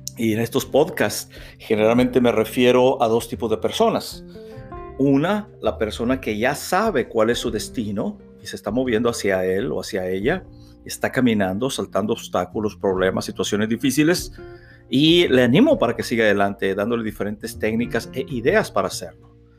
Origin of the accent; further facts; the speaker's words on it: Reynosa, Tamaulipas, Mexico; La ciudad de Reynosa, Tamaulipas, México es mi ciudad natal, es donde nací el 22 de julio de 1966.